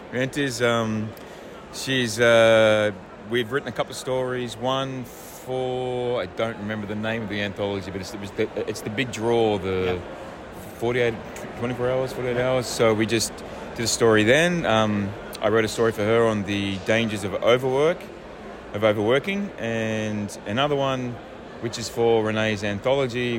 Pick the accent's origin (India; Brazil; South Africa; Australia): Australia; moved away as an adult; also born or lived in The Hague, Netherlands; now in France; I'm an Australian and I live in France, but I lived in The Hague for 11 years